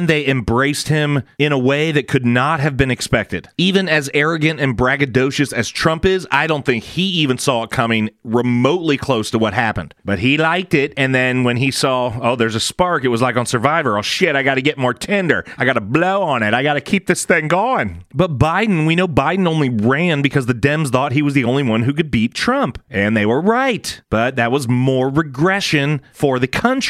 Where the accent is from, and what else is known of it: United States